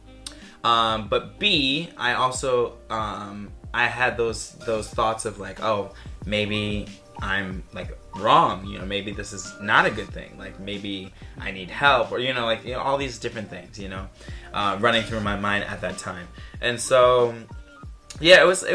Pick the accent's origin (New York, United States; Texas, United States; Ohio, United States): New York, United States; New York City; moved away as an adult; now in China; I'm from New York City, Staten Island to be specific.